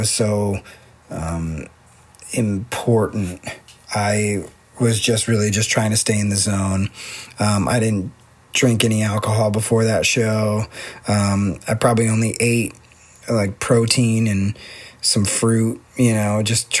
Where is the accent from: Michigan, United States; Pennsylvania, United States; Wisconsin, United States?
Pennsylvania, United States; I'm from Pennsylvania